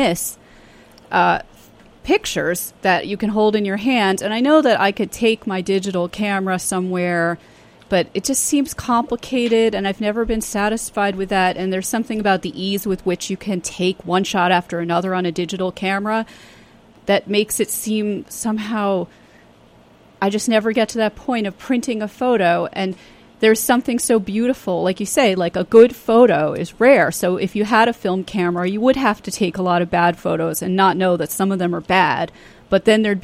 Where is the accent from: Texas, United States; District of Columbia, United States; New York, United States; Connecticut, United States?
New York, United States; New York City; I grew up in New York City